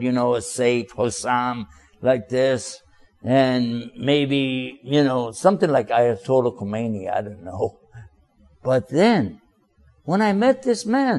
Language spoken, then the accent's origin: English; Texas, United States; now in Washington, D.C., United States; originally I'm from Texas. I live now in the Washington, D.C. area